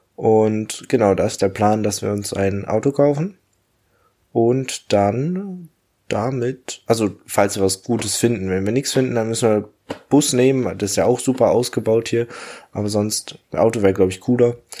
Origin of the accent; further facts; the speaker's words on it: Germany; moved away as an adult; now in Australia; Bei uns in Deutschland